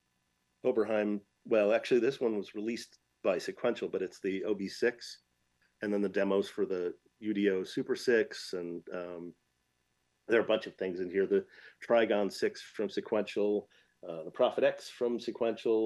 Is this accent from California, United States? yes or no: no; Michigan, United States; I grew up in Michigan, so it's nearly Canadian